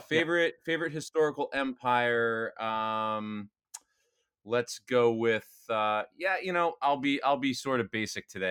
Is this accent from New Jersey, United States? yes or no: yes; New Jersey, United States; I grew up in New Jersey